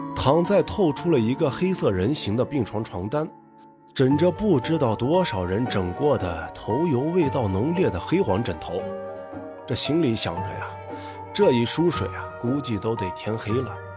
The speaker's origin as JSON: {"language": "Chinese", "region": "Northwest China", "country": "China", "tie": "born or raised there", "said": "一个土生也长的西北大汉…"}